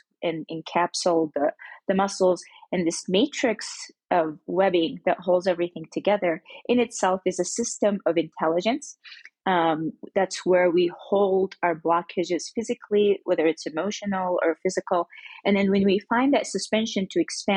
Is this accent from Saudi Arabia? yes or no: yes; Mecca, Makkah Province, Saudi Arabia; I grew up in Mecca, Saudi Arabia